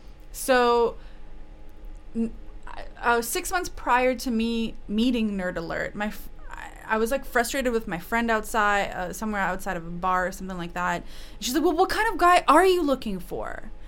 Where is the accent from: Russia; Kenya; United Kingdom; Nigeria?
Russia; English is a second language; now in Canada; I'm from Russia.